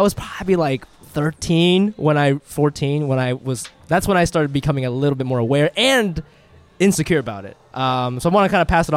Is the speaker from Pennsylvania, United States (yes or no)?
no; Ohio, United States; also born or lived in Japan; I grew up in Ohio, But it started way before that when I was in Japan